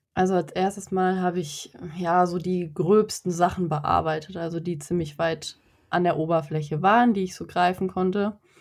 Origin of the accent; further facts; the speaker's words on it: North Rhine-Westphalia, Germany; Ich komme aus NRW